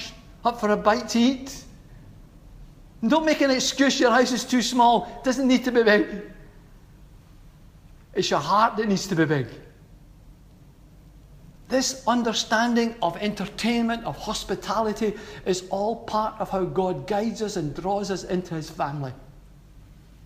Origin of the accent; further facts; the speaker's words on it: Glasgow, Scotland, United Kingdom; how I was brought up in Glasgow